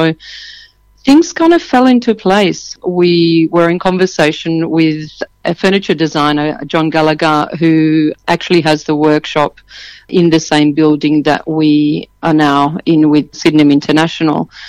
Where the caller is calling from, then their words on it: Sydney, New South Wales, Australia; on the lands of the Gadigal {S0} people of the Eora Nation, both working here and living in this same area in the inner west of Sydney.